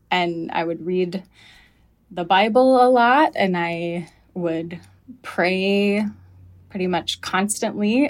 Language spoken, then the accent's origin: English; the South, United States; moved away; when I moved away from the South